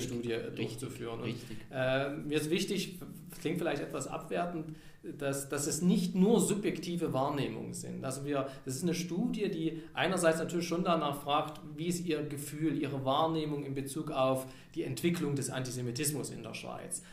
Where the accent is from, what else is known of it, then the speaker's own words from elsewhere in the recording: Saxony, Germany; accent: Saxon; moved away as an adult; ich bin aus Sachsen nach Niedersachsen gegangen, um da zu arbeiten. Und Niedersachsen, die sprechen das reinste Hochdeutsch. Also das ist wirklich perfekt. Und ich mit meinem Sächsischen, man hört es ja, kriegt man nicht mehr raus